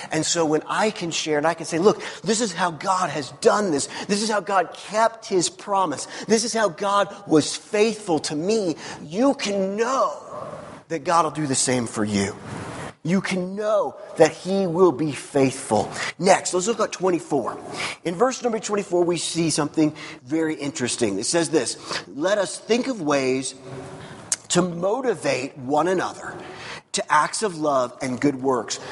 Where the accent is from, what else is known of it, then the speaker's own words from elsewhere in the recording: Missouri, United States; I grew up in Missouri. Missouri is the show me state